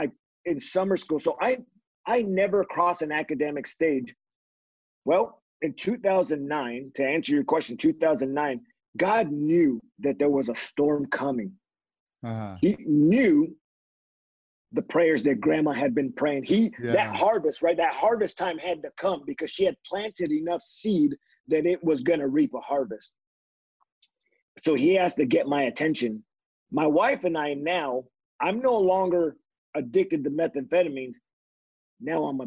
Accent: California, United States; growing up in California, I'm a Mexican. My father, his family came out of Mexico

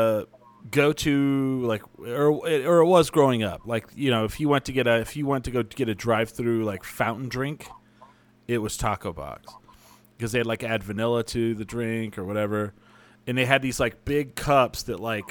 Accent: Clovis, New Mexico, United States; When I was growing up in Clovis

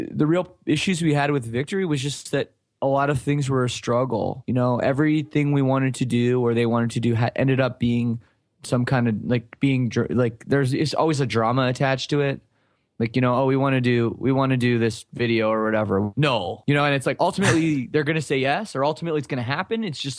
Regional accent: Canada; And for us, it's like, well, we're from Canada, you know, but we didn't understand at the time.

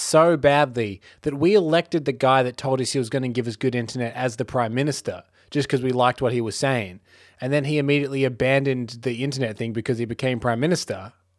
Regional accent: New York, United States; Yeah, we're from New York.

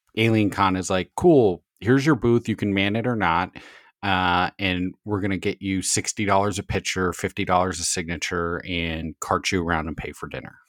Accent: Southern California, United States; growing up in Southern California, SoCal Surfer Boy

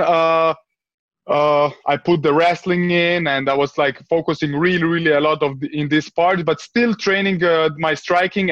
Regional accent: Vienna, Austria; my parents came like uh, in the 90s to Austria, like uh, refugees. And I grew up. I grew up in a in a in a in an area in Vienna

